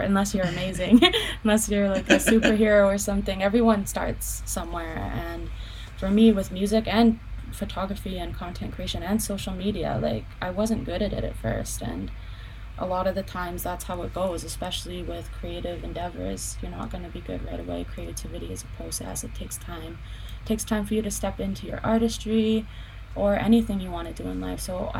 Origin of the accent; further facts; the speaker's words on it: Penticton, British Columbia, Canada; also born or lived in Vancouver; I was born in Penticton. Yeah, my dad raised me there.